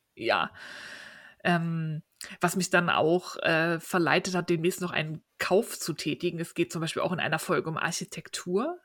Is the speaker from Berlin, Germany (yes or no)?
yes; Berlin, Germany; Berlin, meine Heimatstadt